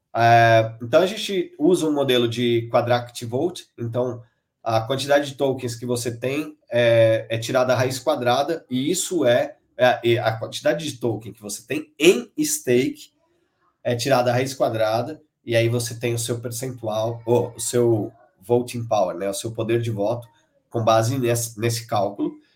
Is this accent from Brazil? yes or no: yes; Brazil; somos brasileiros, né, os, os cofundadores